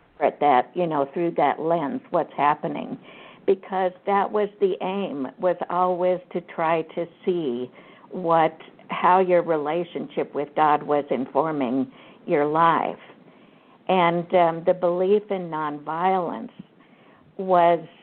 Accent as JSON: {"language": "English", "region": "Kansas", "country": "United States", "tie": "born or raised there", "said": "I grew up in Kansas on a farm"}